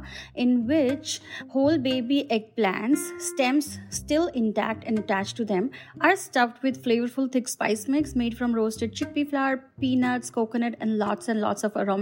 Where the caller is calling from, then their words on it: New Jersey, United States; I'm calling in from New Jersey.